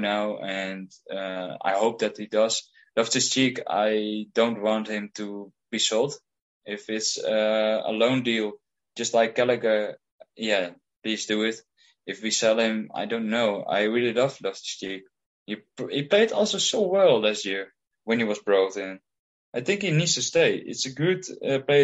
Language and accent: English; Heerenveen, Friesland, Netherlands; I'm from Heerenveen in the Netherlands.